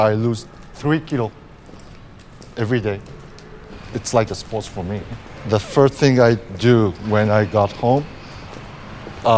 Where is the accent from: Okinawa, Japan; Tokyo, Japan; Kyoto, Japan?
Tokyo, Japan; English is a second language; moved away as an adult; also born or lived in New York, United States; now in Paris, France; I born in Tokyo, in Japan. I spent 5 years in United States when I was a child. My father worked at the New York, so we moved there. Then we came back to Tokyo, and I grew up in Tokyo till I came to Paris.